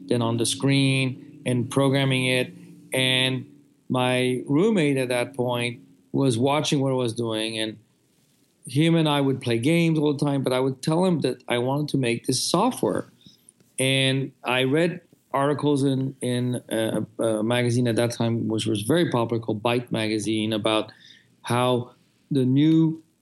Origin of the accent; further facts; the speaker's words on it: France; moved away; I grew up in France